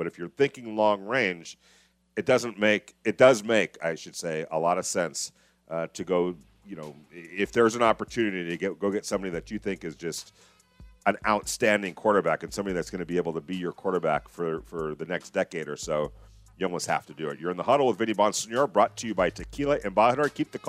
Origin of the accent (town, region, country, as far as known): Southern California, United States; born or raised there; now in Las Vegas, United States